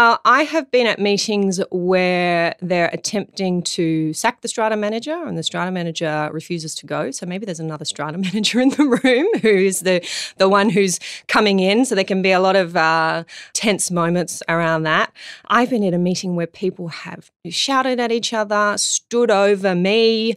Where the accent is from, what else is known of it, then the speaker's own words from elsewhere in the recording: Darlinghurst, New South Wales, Australia; Where are you from? To which I say Darlinghurst.